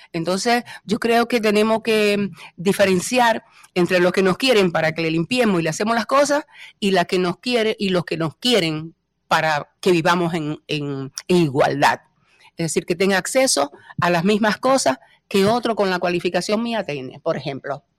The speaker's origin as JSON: {"language": "Spanish", "town": "Moca", "region": "Espaillat", "country": "Dominican Republic", "tie": "born or raised there", "also_born_or_lived": "Santo Domingo", "moved": "as an adult", "lives_now": "Spain", "said": "el orgullo que tengo de haber nacido en Moca"}